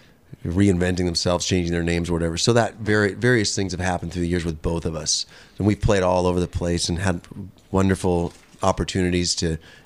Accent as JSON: {"language": "English", "area": "the Northwest", "region": "Pacific Northwest", "country": "United States", "tie": "born or raised there", "said": "growing up in the Northwest"}